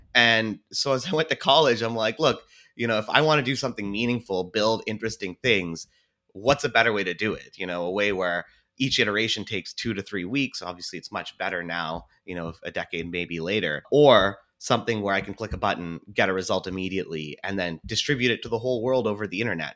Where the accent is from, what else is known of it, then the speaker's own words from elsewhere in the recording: Seattle, Washington, United States; I was born and raised here in Seattle